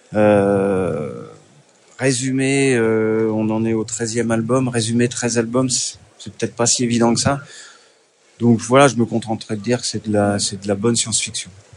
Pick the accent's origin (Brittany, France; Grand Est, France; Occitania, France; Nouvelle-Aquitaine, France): Nouvelle-Aquitaine, France; Deux-Sèvres; je suis des Deux-Sèvres